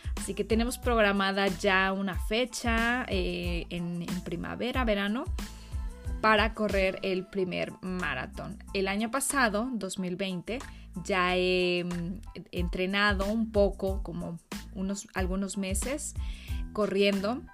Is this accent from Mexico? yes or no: yes; Mexico; yo vengo de México